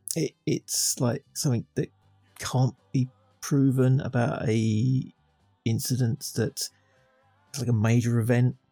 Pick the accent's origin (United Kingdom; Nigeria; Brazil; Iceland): United Kingdom; England; I'm just English